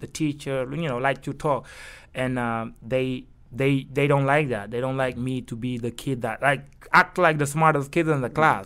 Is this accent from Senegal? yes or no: yes; Kaolack, Senegal; English is a second language; moved away as an adult; also born or lived in Dakar, Senegal / Barcelona, Spain; now in New York, United States; I was born in Kaolack